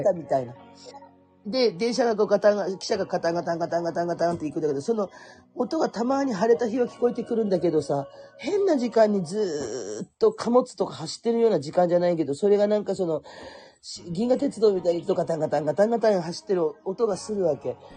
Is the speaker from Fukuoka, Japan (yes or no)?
yes; Kurume, Fukuoka, Japan; 福岡のね、私久留米なんですよ